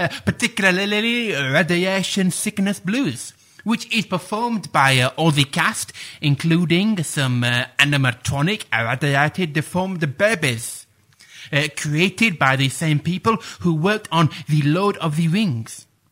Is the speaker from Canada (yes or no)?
no; Sheffield, Yorkshire and the Humber, United Kingdom; But as I'm sure you can tell from my accent, I am Sheffield born and bred.